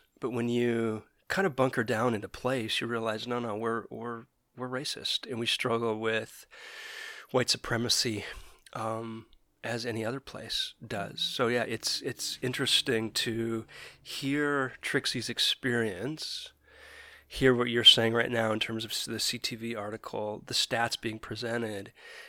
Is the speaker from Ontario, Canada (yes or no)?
no; Calgary, Alberta, Canada; now in Vancouver, Canada; And it was interesting because we came from Calgary, which is very white, to Vancouver.